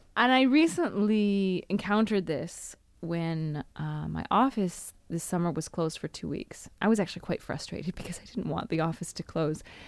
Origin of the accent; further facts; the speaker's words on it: United States; moved away as an adult; now in Italy; me as an American